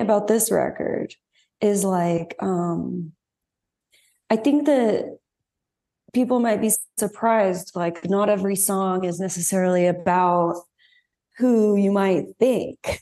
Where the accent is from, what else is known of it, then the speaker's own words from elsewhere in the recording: Dallas, Texas, United States; moved away; growing up in Texas